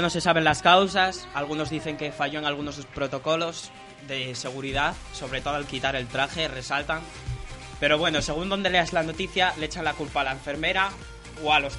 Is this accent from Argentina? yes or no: no; Spain